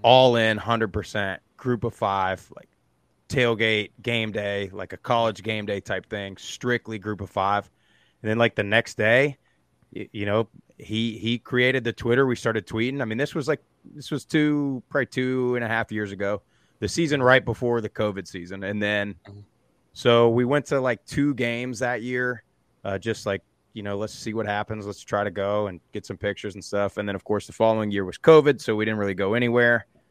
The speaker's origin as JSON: {"language": "English", "region": "South Florida", "country": "United States", "tie": "born or raised there", "said": "I grew up in South Florida"}